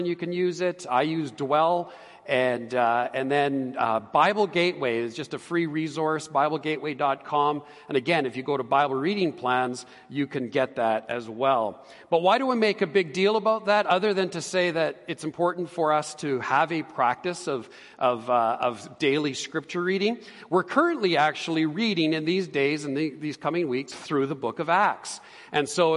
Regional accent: Edmonton, Alberta, Canada; also born or lived in Calgary / Ontario; I was born and raised here in Edmonton.

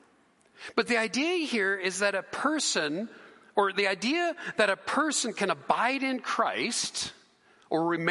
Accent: Canada; we're Canadian. We're Canadian citizens

